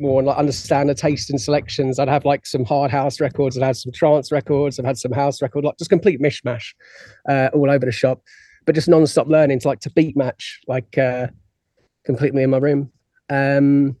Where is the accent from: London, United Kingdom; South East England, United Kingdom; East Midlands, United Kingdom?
South East England, United Kingdom; Isle of Wight; I'm originally from the Isle of Wight